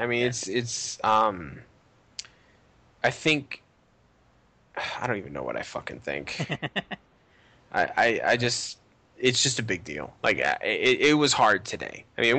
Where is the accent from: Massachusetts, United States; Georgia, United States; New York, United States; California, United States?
Massachusetts, United States; Boston; accent: Boston; moved away; also born or lived in Arizona; I grew up in Southie.